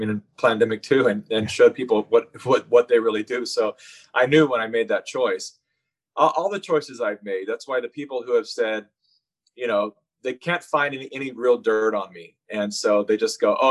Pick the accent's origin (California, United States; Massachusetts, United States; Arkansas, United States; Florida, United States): California, United States; having been born and raised in California